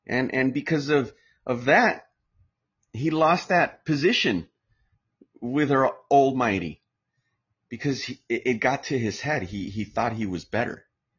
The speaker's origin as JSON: {"language": "English", "town": "Chapala", "region": "Jalisco", "country": "Mexico", "said": "My family, my background, I'm from Chapala, Jalisco. That's where my background's from. That's where my parents are retired."}